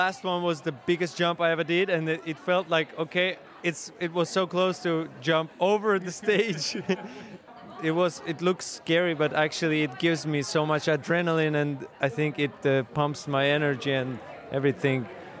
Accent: Azerbaijan; English is a second language; Well, in my hometown, my father organized a big screen, and everyone came to support from my country, city.

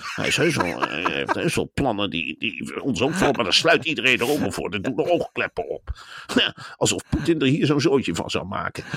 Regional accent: Velp, Gelderland, Netherlands; Velp, waar ik ben opgegroeid

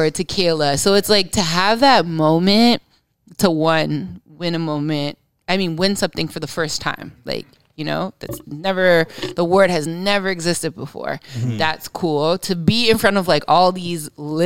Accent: Mississauga, Ontario, Canada; also born or lived in Scarborough; I'm from Mississauga

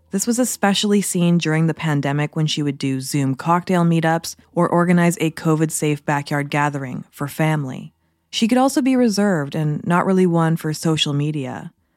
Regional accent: Port Moody, British Columbia, Canada; now in Vancouver Island, Canada; my hometown city of Port Moody, British Columbia.

